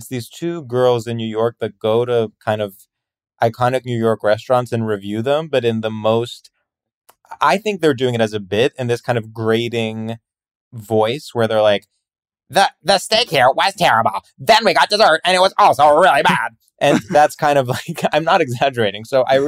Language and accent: English; Greece; also born or lived in New Jersey, United States; Well, I mostly grew up in Greece. My parents are Greek. But then there was a brief period for like 7 years when we lived in New Jersey, which is why I don't have an accent or anything.